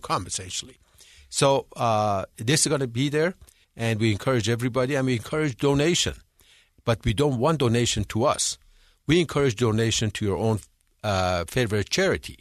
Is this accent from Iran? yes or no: yes; Iran; moved away as an adult; also born or lived in England; now in United States; I'm from Iran. I was born and raised in Iran.